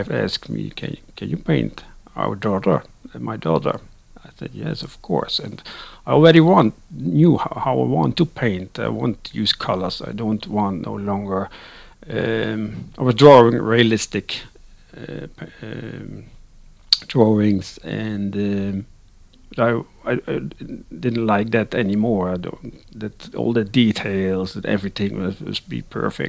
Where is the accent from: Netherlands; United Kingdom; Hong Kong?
Netherlands; English is a second language; moved away as an adult; now in Sweden; I'm living in Sweden, but actually I'm born and raised in the Netherlands, and I've lived my first 36 years